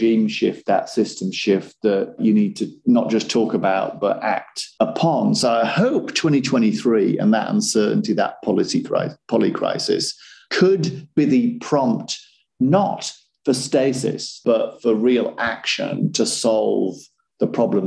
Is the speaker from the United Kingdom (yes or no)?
yes; Yorkshire and the Humber, United Kingdom; also born or lived in Sunderland; where I grew up in West Yorkshire.